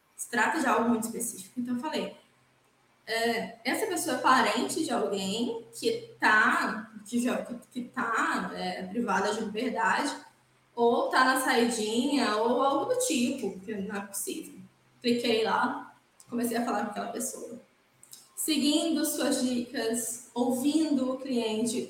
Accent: Cachoeiro de Itapemirim, Espírito Santo, Brazil; now in Vila Velha, Brazil; nasci em Cachoeiro de Itapemirim, que é no interior do estado do Espírito Santo. Nasci, cresci, fiz faculdade em Cachoeiro

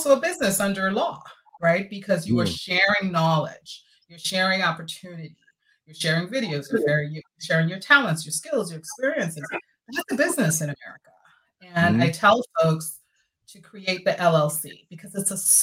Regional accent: New York City, New York, United States; now in Florida, United States; we went to New York, which is really my hometown, right? New York City

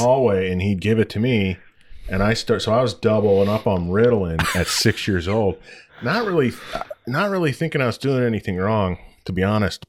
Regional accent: United States; moved away; also born or lived in Detroit, Michigan / Toledo, Ohio; I'm from Detroit and Toledo both

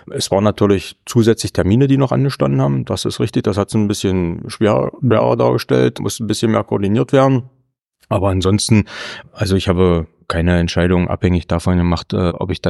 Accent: Meilendorf, Saxony-Anhalt, Germany; Aber zum Beispiel ja, Meilendorf, da wo ich herkomme, wir haben noch zwei Ortsteile, das ist Zemichgau und Kürnitz und so ist das aufgegliedert.

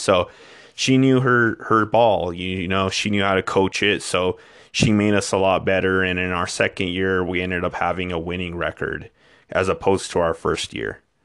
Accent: Española, New Mexico, United States; also born or lived in Clovis, New Mexico / Truchas, New Mexico; I was born and raised in New Mexico all my life

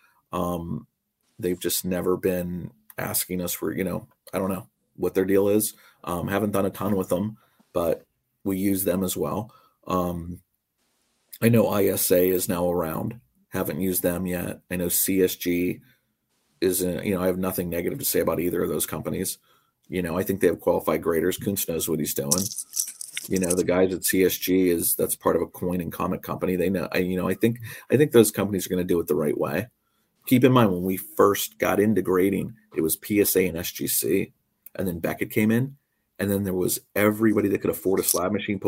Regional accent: Western Pennsylvania, United States; moved away as an adult; now in Nazareth, United States; I grew up in Western Pennsylvania

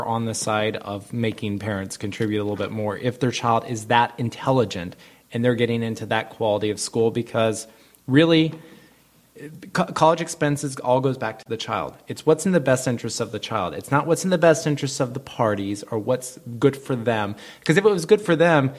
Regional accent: Texas, United States; moved away; I'm from Texas

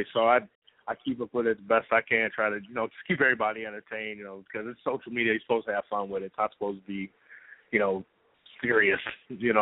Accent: Cleveland, Ohio, United States; I'm from Cleveland

